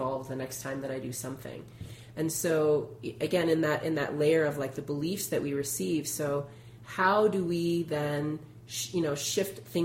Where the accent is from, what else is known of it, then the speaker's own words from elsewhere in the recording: Illinois, United States; I'm from Illinois